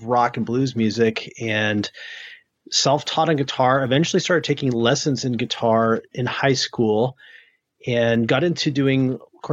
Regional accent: New England, United States; moved away; also born or lived in New Hampshire / Maine; I grew up in the Northeast in New England, in New Hampshire and Maine

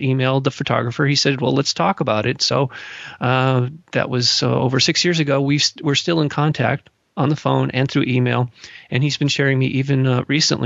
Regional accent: Malibu, California, United States; also born or lived in Los Angeles, California; growing up in Malibu and also the Los Angeles area

